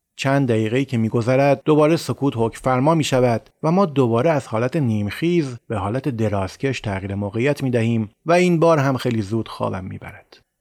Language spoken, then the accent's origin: Persian; Iran; ما ایرانی هستیم